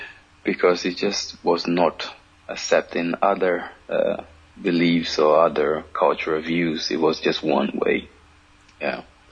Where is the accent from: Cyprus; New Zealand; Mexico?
Cyprus; I think when I was young and growing up in Cyprus, I used to hear a lot of stories about it and so on.